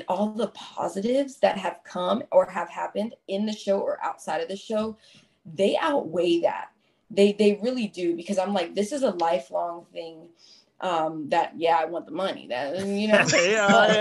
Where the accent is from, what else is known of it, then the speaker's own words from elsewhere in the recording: United States; I'm an American